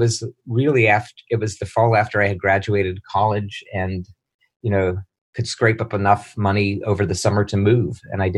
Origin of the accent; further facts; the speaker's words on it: Pittsburgh, Pennsylvania, United States; moved away as an adult; also born or lived in Ohio; now in New York City, United States; I was in Pittsburgh, which is my hometown.